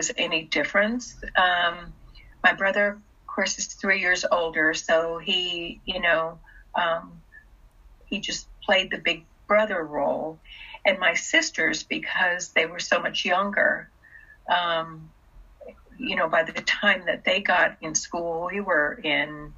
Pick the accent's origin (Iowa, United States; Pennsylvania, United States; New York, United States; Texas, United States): Texas, United States; English is a second language; also born or lived in China / Germany; I grew up in Texas. Most, you know, my schooling, I didn't speak English when I came here. I spoke German and I spoke Russian. And so English was my third language.